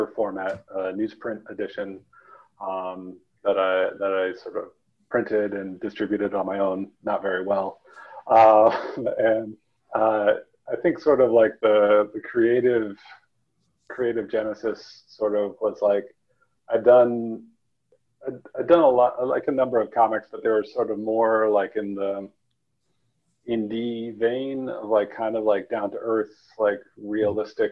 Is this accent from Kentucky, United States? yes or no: no; Vermont, United States; also born or lived in Saudi Arabia / Turkmenistan; But Vermont gets really rural, and I grew up in a super small town of 1,000 people